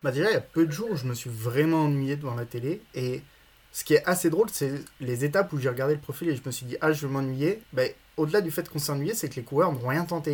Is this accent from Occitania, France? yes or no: no; Villard-de-Lans, Auvergne-Rhône-Alpes, France; je viens de Villard-de-Lans